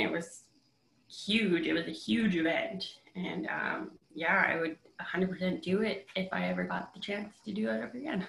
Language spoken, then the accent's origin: English; Fort Smith, Northwest Territories, Canada; in 2018 in Fort Smith, my hometown.